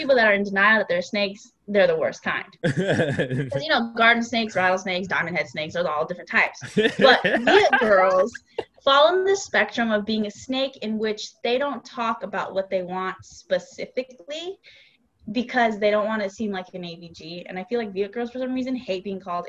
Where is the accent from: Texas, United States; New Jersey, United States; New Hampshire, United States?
Texas, United States; I also say y'all a lot because I'm from Texas.